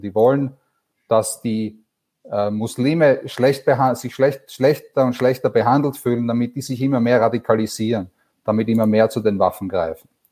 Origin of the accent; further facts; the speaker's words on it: Vienna, Austria; moved away; ich bin ursprünglich aus Wien, das hört man vielleicht